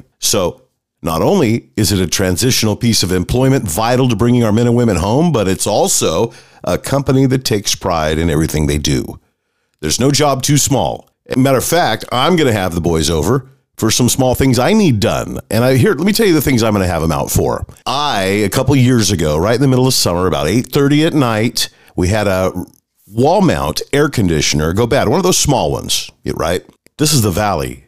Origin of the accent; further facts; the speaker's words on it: Manteca, California, United States; Manteca, California, your hometown, my hometown.